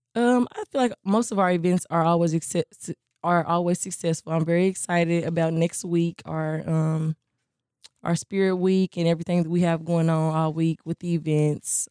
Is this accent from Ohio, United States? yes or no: no; Hopkinsville, Kentucky, United States; I'm from Hopkinsville, Kentucky